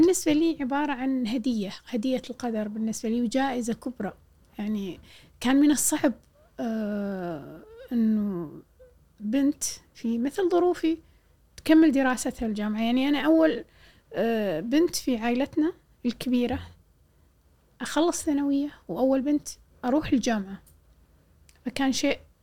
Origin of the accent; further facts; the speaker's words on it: Jahra, Al Jahra Governorate, Kuwait; قلت له من الجارة